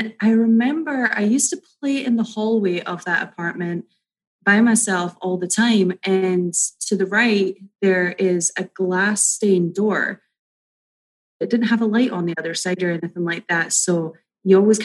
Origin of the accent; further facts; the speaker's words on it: Edinburgh, Scotland, United Kingdom; moved away as an adult; now in California, United States; I was born in Edinburgh, Scotland. And I moved over to California about 9 years ago.